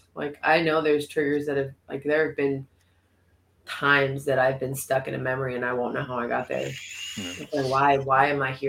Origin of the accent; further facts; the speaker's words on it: Corning, New York, United States; I was from Corning, so.